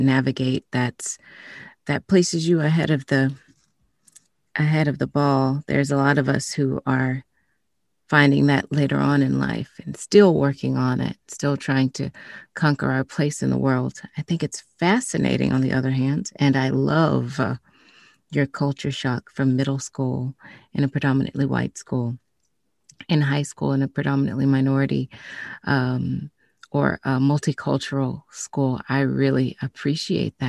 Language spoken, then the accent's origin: English; the South, United States; I grew up in the South, and I grew up in a predominantly white neighborhood and school system.